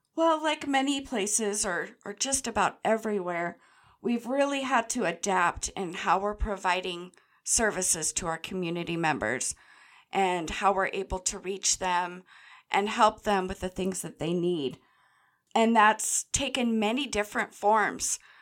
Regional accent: Grants Pass, Oregon, United States; This Grants Pass branch, I've grown up in the area

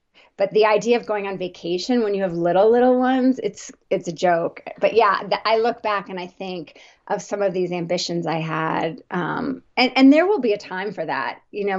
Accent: New Jersey, United States; And I grew up in the on the East Coast, New Jersey suburbs, very traditional growing up.

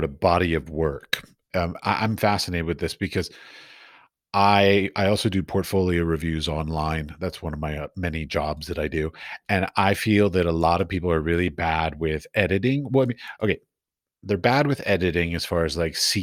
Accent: United States; moved away as an adult; now in Europe; I'm from America. I was raised in the American and taught in the American art system

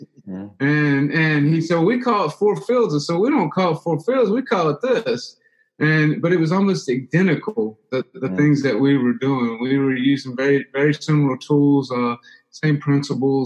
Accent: Louisiana, United States; I'm from Louisiana. I was raised in an entrepreneurial family, business family, and grew up doing business

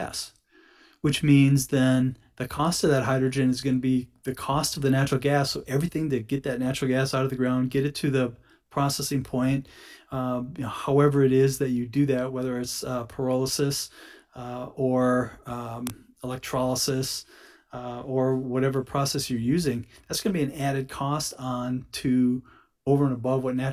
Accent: United States; also born or lived in Houston; Being an American citizen and being in the energy industry and in Houston

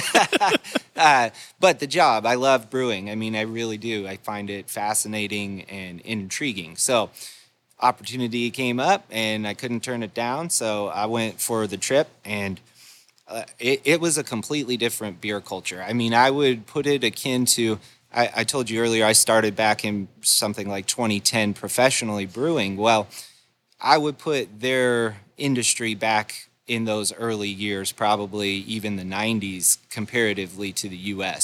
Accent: Golden, Colorado, United States; moved away; I grew up in Golden, Colorado

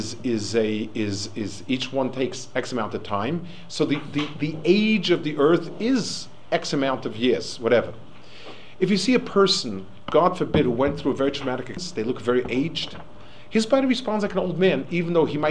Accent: New York City, New York, United States; I also grew up in Manhattan, but probably the other end of it

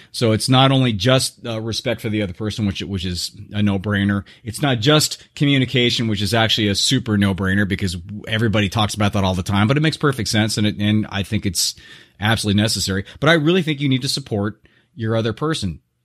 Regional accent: Southern California, United States; now in Scottsdale, United States; I was brought up in Southern California

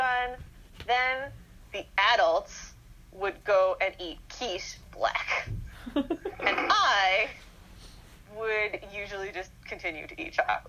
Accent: Winnipeg, Manitoba, Canada; now in Vancouver, Canada; when I came home from Vancouver for my first Christmas back in Winnipeg

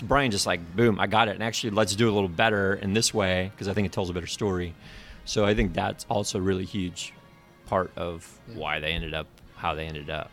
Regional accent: South Bend, Indiana, United States; I grew up in South Bend

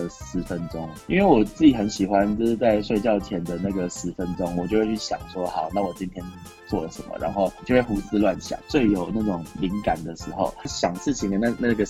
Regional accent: New Zealand; 因为我的小时候在纽西兰读书，所以我就有一次买咖啡

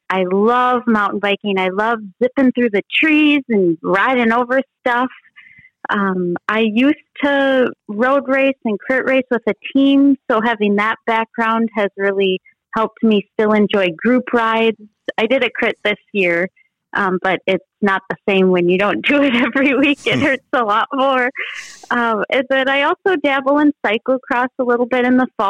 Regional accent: Bloomington, Minnesota, United States; I'm from Bloomington, Minnesota, so a suburb just south of the Twin Cities in Minnesota

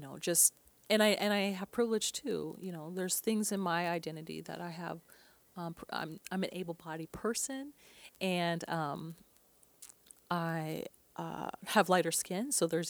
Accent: Portland, Oregon, United States; I grew up here in Portland, Oregon

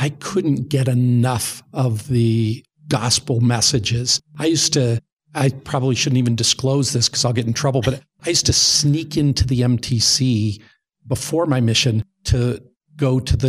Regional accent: Las Vegas, Nevada, United States; From a church standpoint, I grew up in Las Vegas as a non-member.

